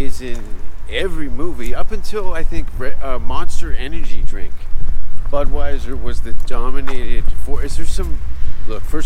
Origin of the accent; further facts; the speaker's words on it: Canada; now in United States; I'm a Canadian refugee